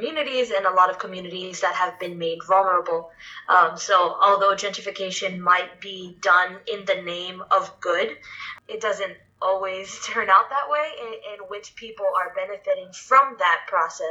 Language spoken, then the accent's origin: English; Chelsea, Massachusetts, United States; my community where I grew up in Chelsea, Massachusetts